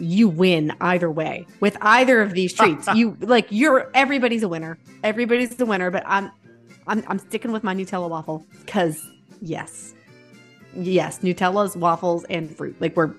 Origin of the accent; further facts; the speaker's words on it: Pittsburgh, Pennsylvania, United States; I'm from Pittsburgh